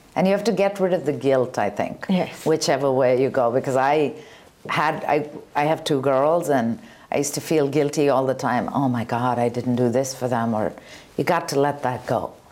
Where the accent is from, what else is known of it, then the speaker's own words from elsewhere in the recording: Bangalore, Karnataka, India; moved away; When I was younger, I grew up in India in Bangalore.